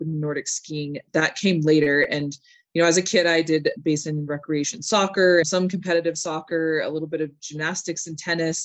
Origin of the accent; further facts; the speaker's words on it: Park City, Utah, United States; also born or lived in Salt Lake City, Utah; I was born in Salt Lake, and I moved up to Park City when I was about two